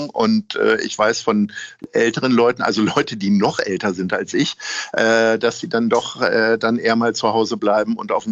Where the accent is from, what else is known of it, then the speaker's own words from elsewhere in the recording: Lower Saxony, Germany; Zumindest in meiner alten Heimat Niedersachsen waren die Zeitungen immer voll mit Motorradunfällen.